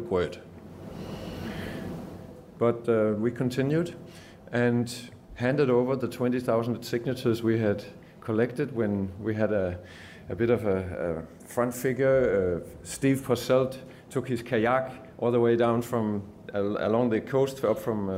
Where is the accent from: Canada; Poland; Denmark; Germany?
Denmark; moved away as an adult; now in Geelong, Australia; I've just come back from Denmark actually 2 days ago and used to live there most of my life, moved to Geelong 7 years ago.